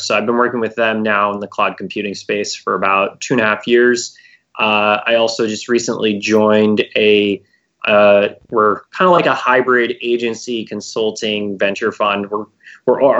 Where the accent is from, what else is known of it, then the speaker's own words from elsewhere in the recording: Bay Area, California, United States; I'm born and raised in the Bay Area